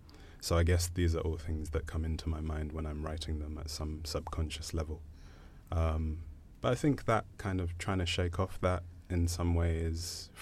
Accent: Zambia; moved away; I was born in Zambia. And in fact, I was fluent in English in Zambia because the education that I had was kind of bilingual, I suppose.

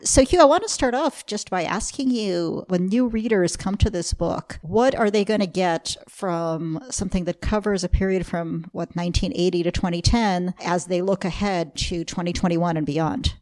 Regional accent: United States; really I'm American

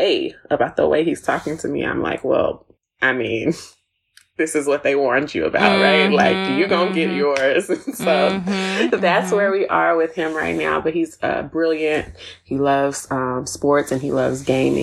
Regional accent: Texas, United States; also born or lived in Tennessee; now in Atlanta, United States; I was born in Tennessee, raised in Texas, and now I live in a suburb of Atlanta. So I'm a Southerner through and through

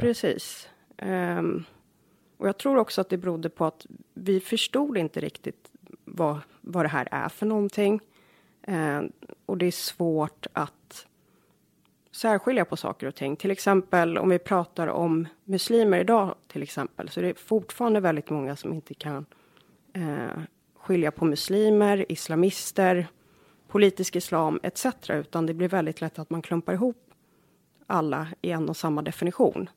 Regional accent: Jordbro, Stockholm County, Sweden; also born or lived in Australia / Bromma; now in Järfälla, Sweden; jag växte upp i Jordbro. Det är en förort söder om Stockholm

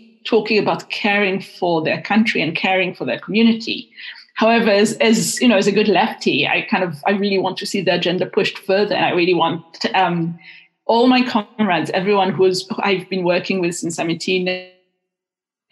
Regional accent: Israel; moved away; I'm half Israeli, half Welsh, and I was raised in Israel

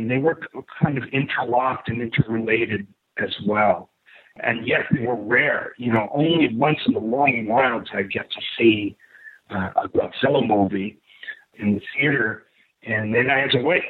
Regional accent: New York City, New York, United States; growing up in New York City in the late 1960s and early 70s

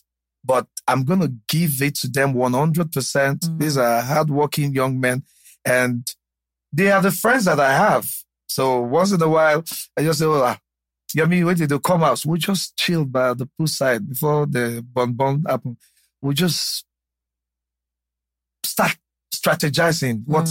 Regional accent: Ifon, Ondo, Nigeria; I'm from Ifon in Ose local government area of Ondo State

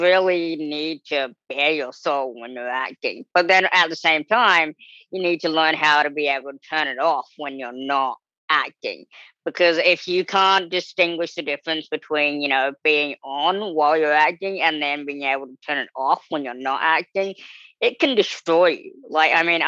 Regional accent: New Zealand; moved away as an adult; now in United States; being this small little kid growing up in New Zealand

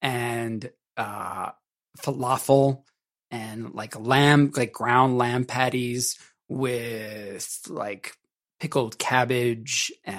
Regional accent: Maryland, United States; moved away; also born or lived in Atlanta; I'm from Maryland

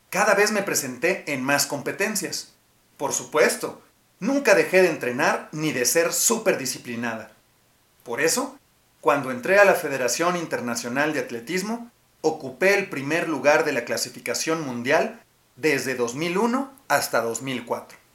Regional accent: Nogales, Sonora, Mexico; born there; Nací en Nogales, Sonora, y desde muy chiquita era inquieta.

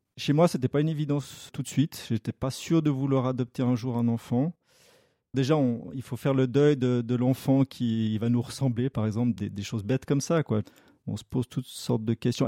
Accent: Lausanne region, Vaud, Switzerland; j'ai toujours vécu dans la région lausannoise

